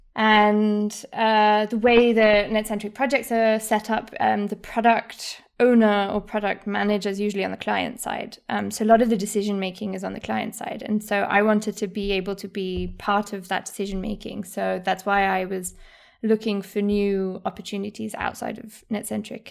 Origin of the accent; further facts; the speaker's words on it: Munich, Bavaria, Germany; accent: posh English; moved away as an adult; also born or lived in United Kingdom; I was born and raised in Munich